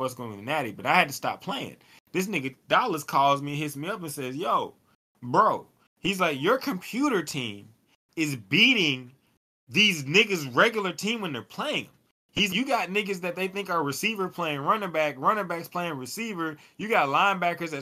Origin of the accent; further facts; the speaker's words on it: United States; me as American